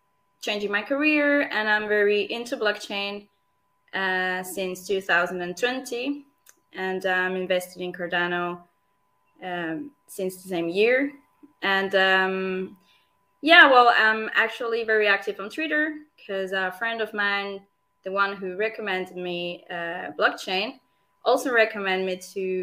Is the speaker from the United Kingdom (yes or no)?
no; Venezuela; moved away as an adult; now in Zurich, Switzerland; I'm Swiss, but I was born in Venezuela.